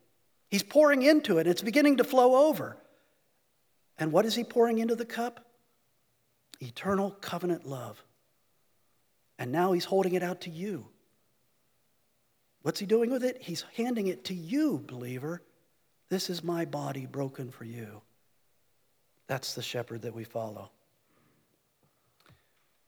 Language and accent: English; United States